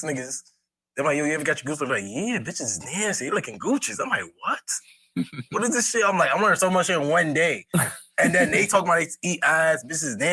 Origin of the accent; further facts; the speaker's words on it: Jamaica; I'm a Jamaican.